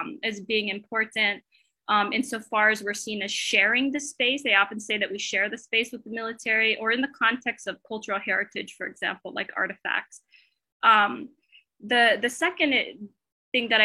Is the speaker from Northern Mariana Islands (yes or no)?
yes; Saipan, Northern Mariana Islands; I'm coming from the CNMI side, born and raised on Saipan.